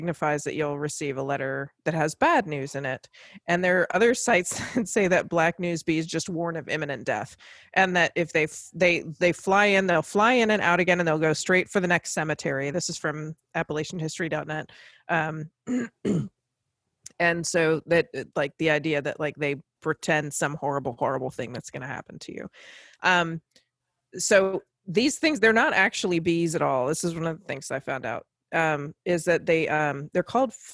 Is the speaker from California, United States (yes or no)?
no; Virginia, United States; when I was growing up in Virginia